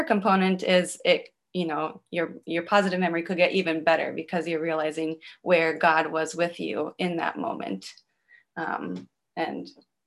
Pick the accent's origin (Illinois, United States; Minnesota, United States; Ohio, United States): Minnesota, United States; now in Chicago, United States; I'm originally from Minnesota